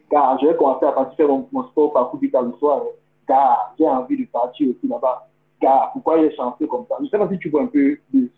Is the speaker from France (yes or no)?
no; Cameroon; le pays où j'ai grandi, au Cameroun